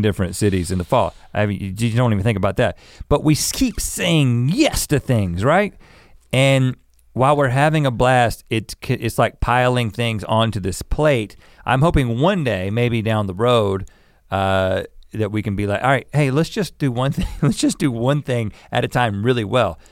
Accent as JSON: {"language": "English", "region": "North Carolina", "country": "United States", "tie": "born or raised there", "moved": "yes", "said": "growing up in North Carolina as kids"}